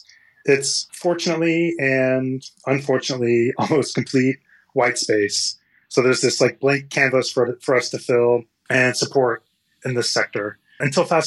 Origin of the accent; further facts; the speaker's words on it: Texas, United States; moved away as an adult; now in California, United States; I grew up in Texas and I came out to California to go to Stanford and study engineering.